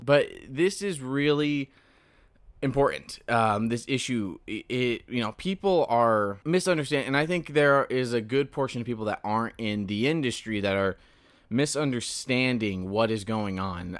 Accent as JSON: {"language": "English", "region": "Central California", "country": "United States", "lives_now": "Southern California, United States", "said": "I'm from Central California, where it is dry and arid, and it sucks."}